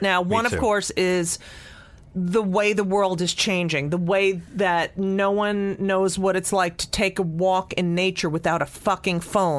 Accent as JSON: {"language": "English", "region": "New Jersey", "country": "United States", "tie": "born or raised there", "said": "I grew up in New Jersey in a suburb. My neighbors were Italian Catholic."}